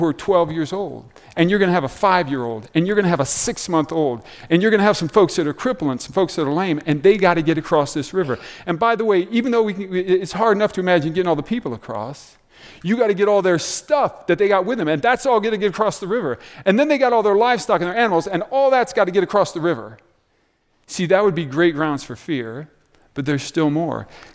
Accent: Des Moines, Iowa, United States; I grew up in Des Moines, about 3 hours south here.

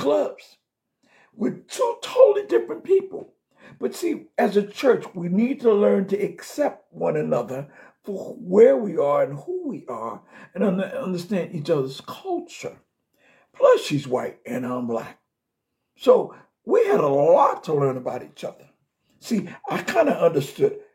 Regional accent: New York City, New York, United States; moved away; from my hometown, from Brooklyn

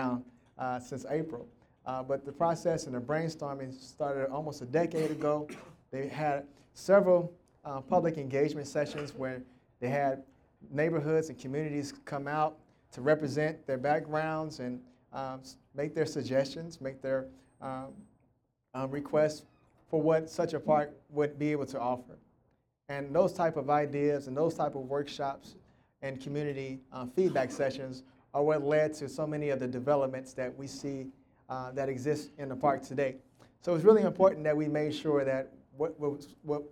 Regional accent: Tulsa, Oklahoma, United States; I'm from Tulsa, Oklahoma, born and raised here

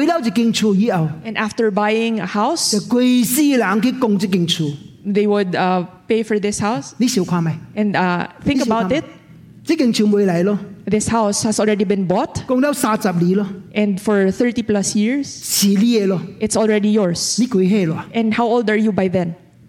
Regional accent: Hong Kong; I am from Hong Kong. There is one thing that Hong Kong does that I am unagreeable. I did not do it when I was in Hong Kong.

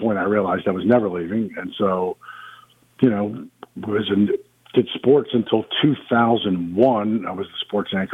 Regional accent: Manassas, Virginia, United States; moved away as an adult; now in New Orleans, United States; But I'm originally from Virginia, outside of Washington, D.C., about 26 miles out of Manassas, Virginia. I grew up there

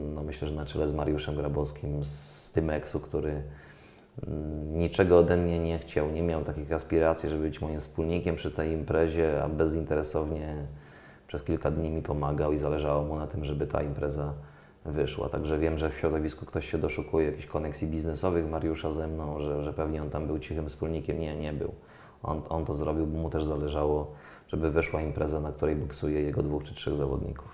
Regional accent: Dębica, Subcarpathian Voivodeship, Poland; jestem z Dębicy, miasta, gdzie było Mistrzostwo polskie w zapasach

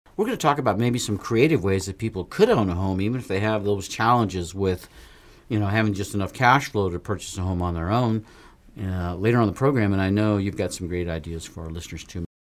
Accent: Nevada, United States; I was from Nevada

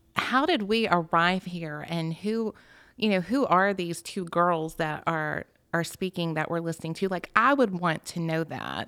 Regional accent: Alpharetta, Georgia, United States; I was raised in Alpharetta

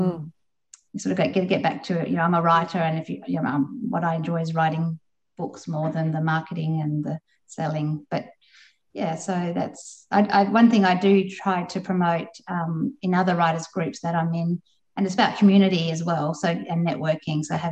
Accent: Perth, Western Australia, Australia; I'm from Perth, so the WA writing community is quite a strong community over here.

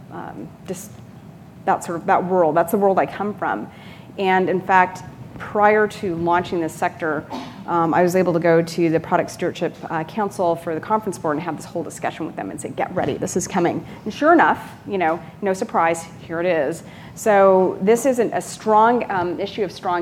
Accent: California, United States; I'm from California

